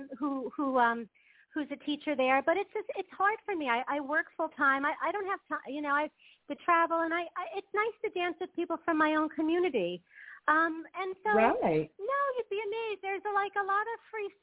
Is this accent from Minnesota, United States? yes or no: no; New York City, New York, United States; moved away as an adult; now in Ramat Beit Shemesh, Israel; I grew up in New York. I grew up in Brooklyn.